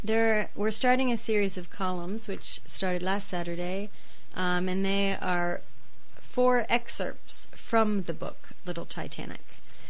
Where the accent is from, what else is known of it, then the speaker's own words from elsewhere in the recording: United States; now in Japan; But I am American